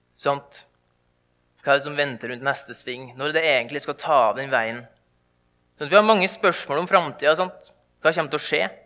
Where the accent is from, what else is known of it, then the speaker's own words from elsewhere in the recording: indre Nordmøre, Møre og Romsdal, Norway; der jeg kommer ifra